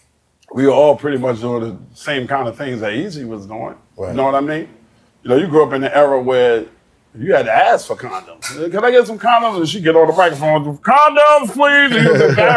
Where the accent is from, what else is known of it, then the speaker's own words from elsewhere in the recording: New York City, New York, United States; also born or lived in Brooklyn; I was born in Brooklyn, raised in Queens